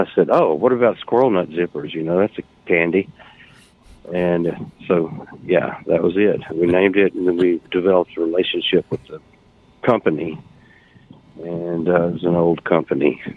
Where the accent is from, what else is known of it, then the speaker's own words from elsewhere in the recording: Oxford, Mississippi, United States; moved away as an adult; also born or lived in North Carolina; I'm from Oxford. I'm living in Oxford right now. I was born here